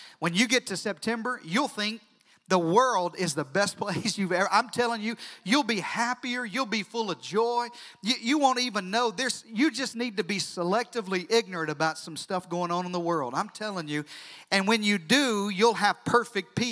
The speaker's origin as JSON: {"language": "English", "region": "Deep South", "country": "United States", "moved": "yes", "lives_now": "Central Texas, United States", "said": "I'm from the Deep South"}